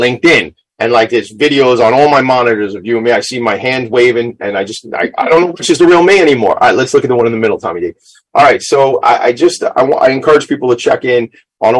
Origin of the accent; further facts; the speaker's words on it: Long Island, New York, United States; I'm from Long Island